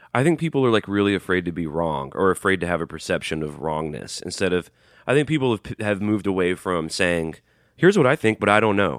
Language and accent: English; Birmingham, Alabama, United States; I'm from Birmingham, Alabama.